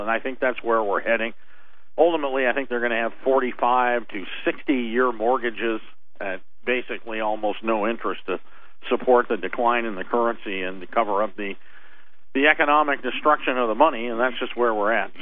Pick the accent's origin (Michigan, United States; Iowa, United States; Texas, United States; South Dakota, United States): Iowa, United States; moved away; I'm from Iowa originally